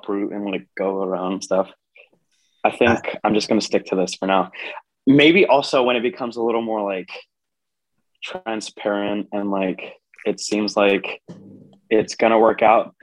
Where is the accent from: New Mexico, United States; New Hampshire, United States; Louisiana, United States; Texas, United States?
Texas, United States; I'm from Texas